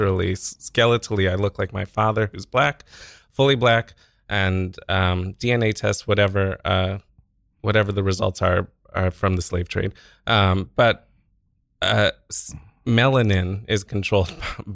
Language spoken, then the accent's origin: English; Toledo, Ohio, United States; moved away as an adult; now in New York City, United States; when I left Toledo, Ohio